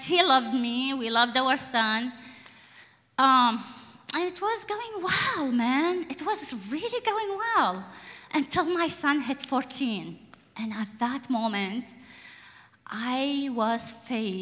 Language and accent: English; Iraq; now in Portland, United States; I was born and raised in Iraq